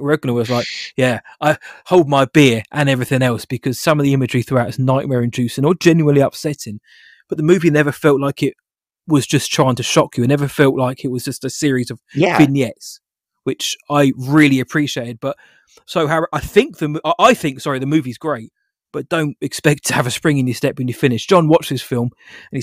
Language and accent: English; United Kingdom; I'm British